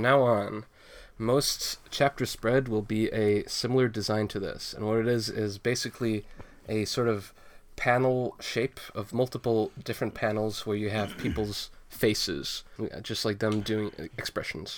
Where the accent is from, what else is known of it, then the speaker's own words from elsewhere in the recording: United States; I'm American